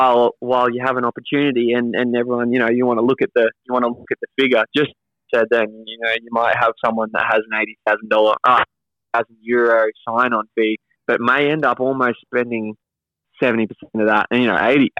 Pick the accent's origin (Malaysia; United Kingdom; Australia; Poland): Australia; it's easy to live in Australia as an Australian, but to go out of your own country and go to Europe, it's hard to live and expensive.